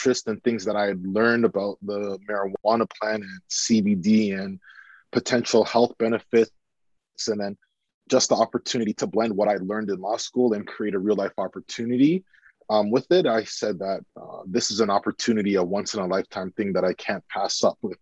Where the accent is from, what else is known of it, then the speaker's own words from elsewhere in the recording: Canada; also born or lived in United Kingdom; returning home to Canada